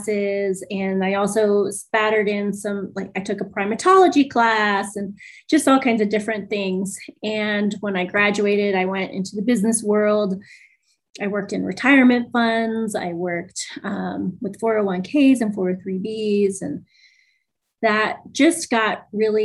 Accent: East Coast, United States; moved away; I grew up on the East Coast.

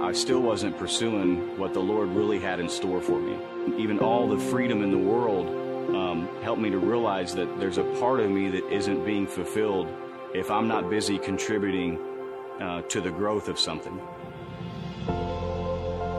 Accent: Bridge Creek, Oklahoma, United States; I'm 32 years old, and I'm from Bridge Creek, Oklahoma

